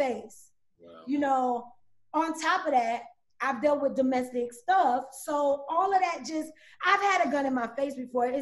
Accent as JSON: {"language": "English", "town": "Rockledge", "region": "Florida", "country": "United States", "said": "I'm from Brevard County. You know, I'm from Florida"}